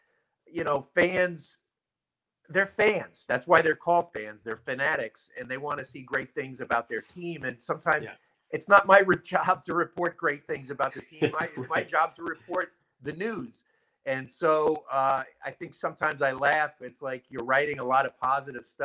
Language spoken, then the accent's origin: English; Long Island, New York, United States; I'm from Long Island. So I think we have really good pizza here in Long Island, too